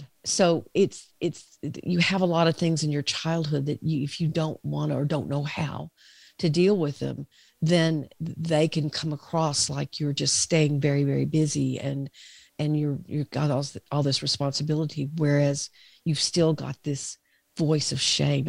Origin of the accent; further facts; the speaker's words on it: the South, United States; I'm from the South